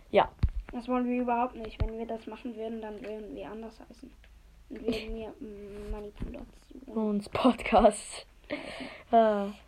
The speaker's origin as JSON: {"language": "German", "country": "Switzerland", "said": "Und wir kommen beide aus der Schweiz und ich bin voll schlecht in Deutsch. Denn wir sind beide Schweizer."}